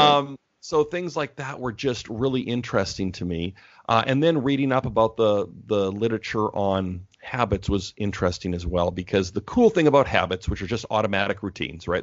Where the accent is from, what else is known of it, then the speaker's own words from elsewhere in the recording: Canada; moved away as an adult; now in Portland, United States; I'm Canadian, so I moved to the States